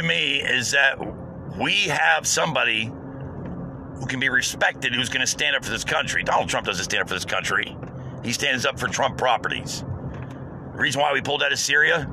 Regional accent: United States; as an American

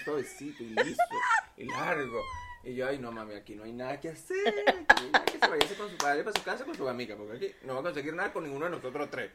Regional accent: Venezuela; moved away; Yo vengo de Venezuela

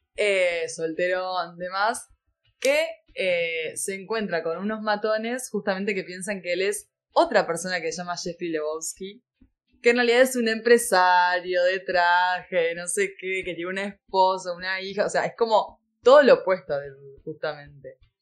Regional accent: Uruguay

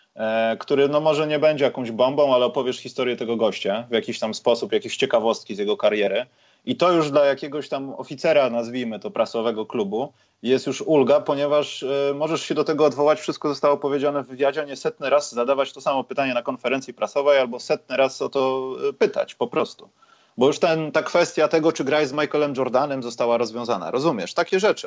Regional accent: Poland; jesteśmy z Polski

